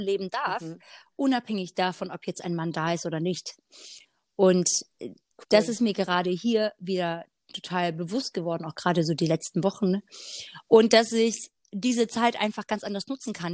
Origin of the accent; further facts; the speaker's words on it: Black Forest, Baden-Württemberg, Germany; moved away as an adult; also born or lived in Hanover; seit ich jetzt wieder hier bin, im Schwarzwald wieder, ich bin vor einem Jahr zurückgezogen, ähm, wieder in meine Heimatstadt